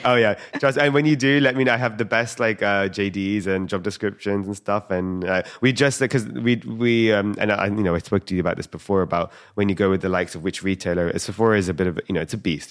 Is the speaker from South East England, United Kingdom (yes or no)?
no; London, United Kingdom; I'm born and raised in London.